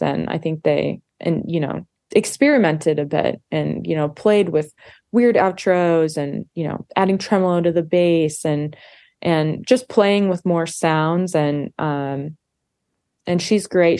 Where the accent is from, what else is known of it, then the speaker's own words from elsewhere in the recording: Montana, United States; we grew up in Montana together